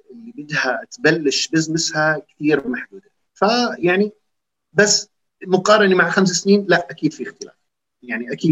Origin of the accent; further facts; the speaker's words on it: Jordan; احنا عم نحكي عن شباب اردنيين بيشبهونا